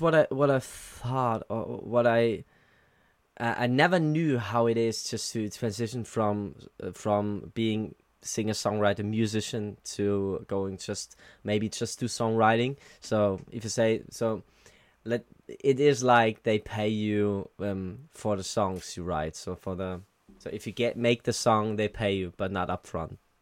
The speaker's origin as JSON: {"language": "English", "country": "Germany", "said": "I'm from Germany"}